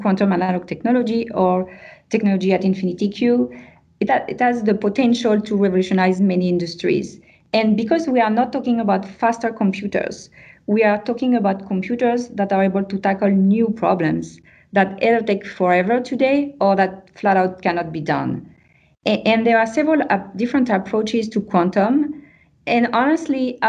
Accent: France; accent: French; English is a second language; moved away as an adult; now in Montreal, Canada; with my French accent

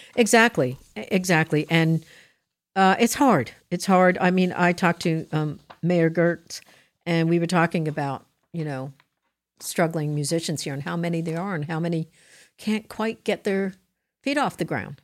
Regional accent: New Jersey, United States; I'm from Jersey

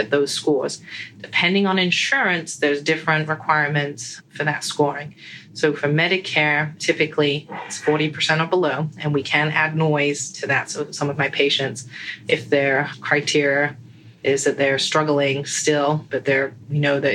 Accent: England, United Kingdom; moved away as an adult; also born or lived in United States; now in Sarasota, United States; I was born and raised in England, and then I moved to the States when I decided to become an audiologist

